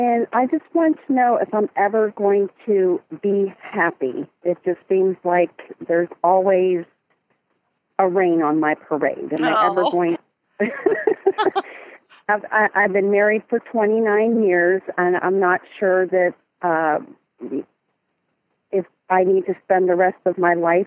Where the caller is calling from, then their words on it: Hermitage, Pennsylvania, United States; I'm calling from Hermitage, Pennsylvania, on the Pennsylvania-Ohio border.